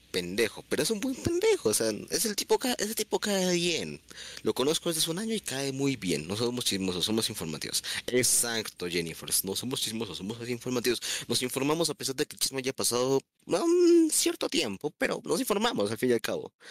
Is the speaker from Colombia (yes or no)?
yes; Colombia; pidan que no queramos chisme cuando veamos algo interesante en el chat, porque somos colombianos.